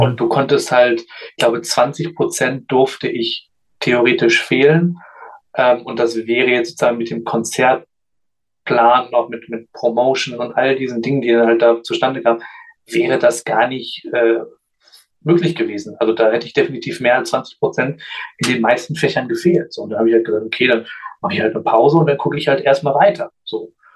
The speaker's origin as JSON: {"language": "German", "town": "Göttingen", "region": "Lower Saxony", "country": "Germany", "tie": "born or raised there", "said": "ich bin in Göttingen geboren und aufgewachsen"}